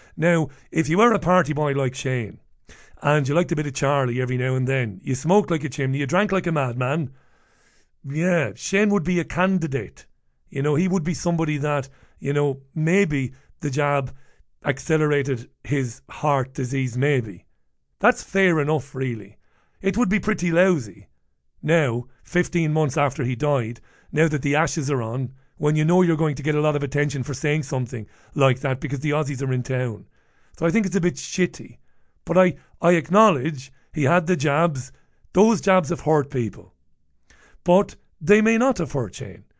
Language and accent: English; Waterford, Munster, Ireland; I grew up in Ballybeg in Waterford, It was a great, uh, place to grow up.